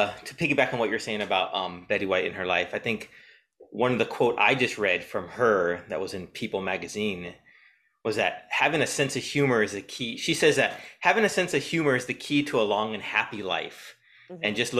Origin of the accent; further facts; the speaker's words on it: San Diego, California, United States; I grew up in San Diego, so I know what you mean.